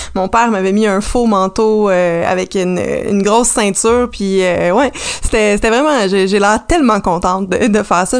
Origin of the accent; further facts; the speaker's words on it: Salaberry-de-Valleyfield, Quebec, Canada; j'ai grandi à Valleyfield